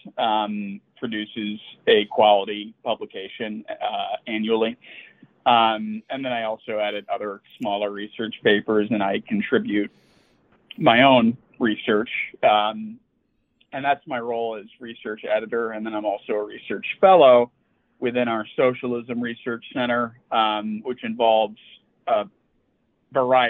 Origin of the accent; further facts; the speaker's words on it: Chicago, Illinois, United States; I grew up in Chicago